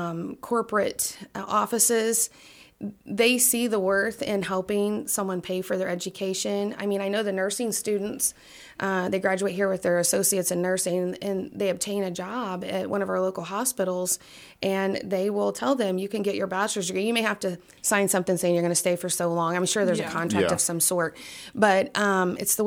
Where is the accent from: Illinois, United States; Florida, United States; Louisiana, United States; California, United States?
Illinois, United States; Danville; also born or lived in Glasgow, Kentucky / Oakwood, Illinois; we moved here when I was 2, and actually lived right over here on Nicholas Street